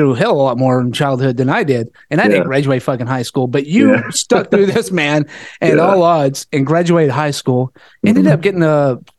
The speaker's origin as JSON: {"language": "English", "region": "Oklahoma", "country": "United States", "moved": "yes", "lives_now": "San Diego, United States", "said": "I'm from Oklahoma."}